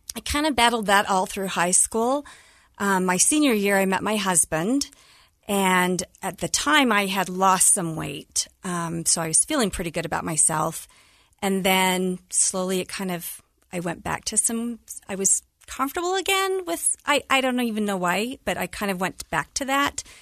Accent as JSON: {"language": "English", "town": "Cottonwood Heights", "region": "Utah", "country": "United States", "tie": "born or raised there", "also_born_or_lived": "Kearns, Utah", "said": "growing up in Cottonwood Heights, then we had to move to Kearns."}